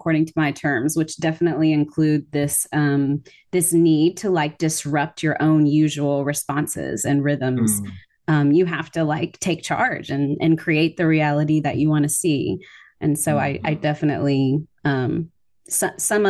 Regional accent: the South, United States; I grew up in the South

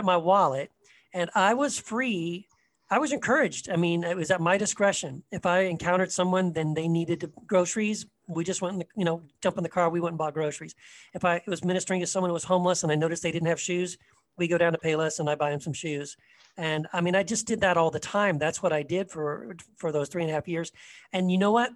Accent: Eagle Pass, Texas, United States; also born or lived in Tennessee; when I was around second grade, we moved to uh, Eagle Pass, Texas, very small border town

